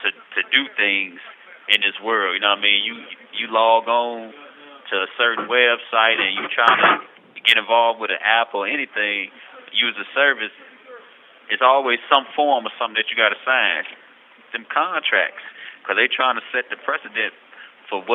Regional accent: United States; growing up in America

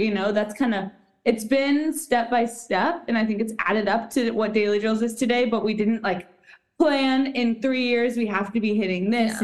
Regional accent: Austin, Texas, United States; my hometown, which is Austin, Texas.

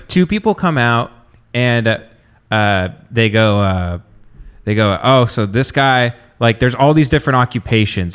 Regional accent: the South, United States; people that grew up in the South

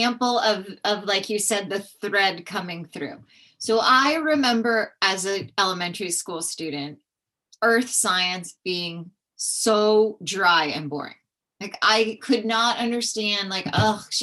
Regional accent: California, United States; I grew up in California.

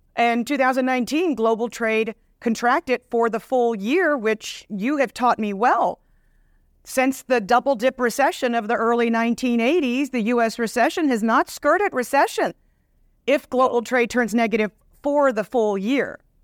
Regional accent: Dallas, Texas, United States; my hometown Dallas

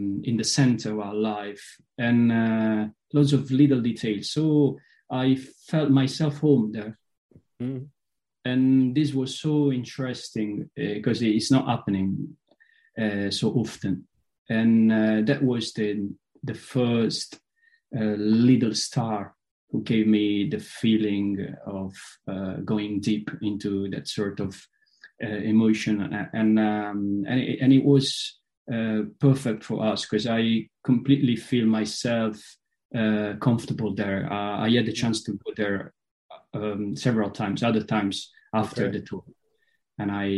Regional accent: Potenza, Basilicata, Italy; my hometown, Potenza, is a very, very Scottish city

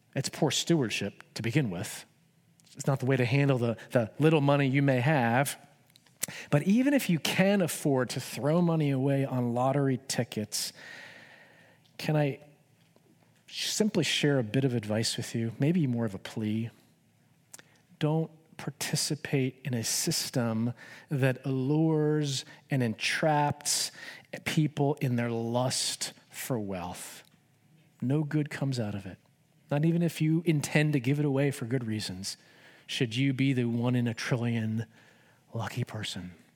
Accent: United States; I love being an American.

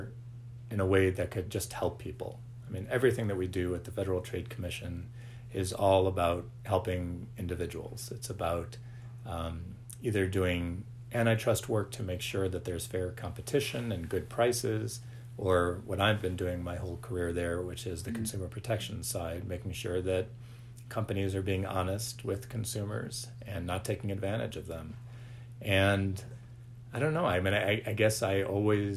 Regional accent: Cleveland, Ohio, United States; moved away as an adult; also born or lived in Washington, D.C. area / Bethesda, Maryland; I grew up in Cleveland and then lived in a couple of other places, mainly in the D.C. area after school

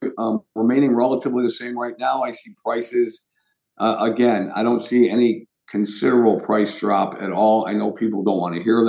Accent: Berkley, Michigan, United States; Berkeley is, you know, it's my hometown

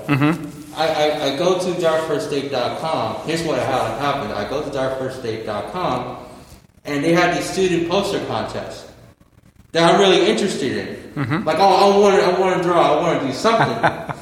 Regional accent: Aston, Pennsylvania, United States; I live in Aston, Pennsylvania

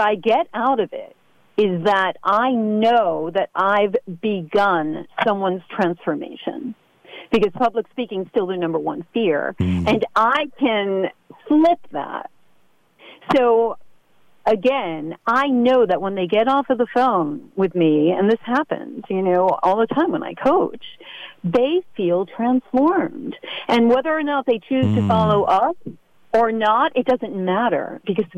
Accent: New York City, New York, United States; now in Westport, United States; I'm in Westport. I'm originally from New York City.

